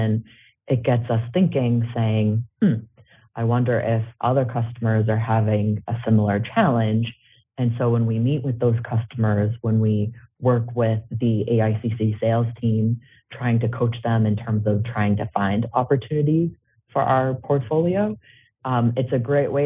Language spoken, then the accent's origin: English; Salem, Massachusetts, United States; moved away as an adult; now in Harrisburg, United States; growing up in Salem, and most of my family is still honestly back in Salem